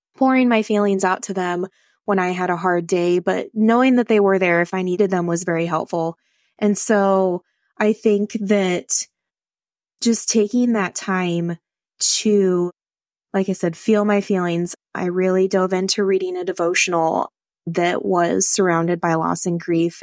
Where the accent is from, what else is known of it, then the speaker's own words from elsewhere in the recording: Northeast Nebraska, United States; I am from Northeast Nebraska